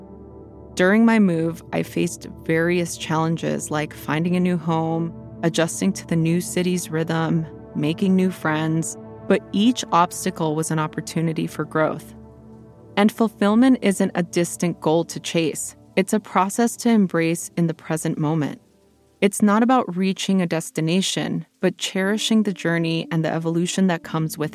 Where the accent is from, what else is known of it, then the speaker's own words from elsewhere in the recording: Los Angeles, California, United States; moved away as an adult; also born or lived in Portland, Oregon; I grew up in Los Angeles